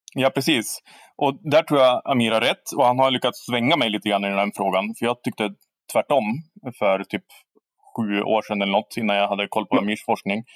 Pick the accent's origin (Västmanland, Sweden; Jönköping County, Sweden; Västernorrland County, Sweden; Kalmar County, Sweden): Västernorrland County, Sweden; Härnösand; jag växer upp i Härnösand, som jag nu har gjort också